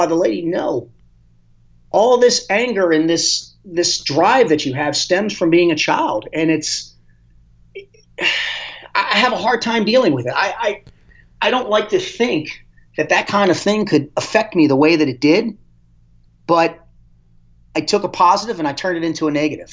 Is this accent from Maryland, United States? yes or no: yes; Dundalk, Maryland, United States; I grew up in Dundalk, Maryland, which is not a good part of town